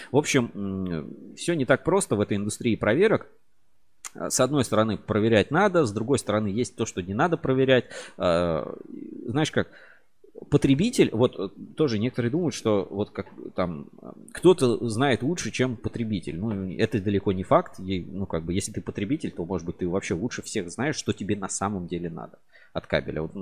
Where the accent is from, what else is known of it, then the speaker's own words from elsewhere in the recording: Moscow, Russia; и по маме я россиянин, коренной москвич.